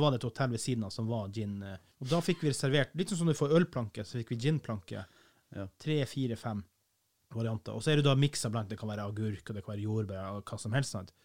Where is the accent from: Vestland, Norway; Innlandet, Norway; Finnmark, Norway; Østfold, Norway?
Finnmark, Norway; Kiberg; jeg er ikke fra Vardø, jeg er fra Kiberg, stedet Gud glemte